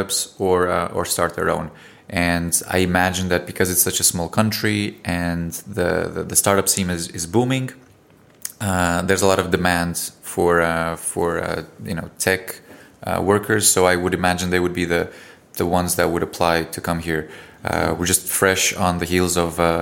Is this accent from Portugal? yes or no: yes; Portugal; now in Estonia; I come from Portugal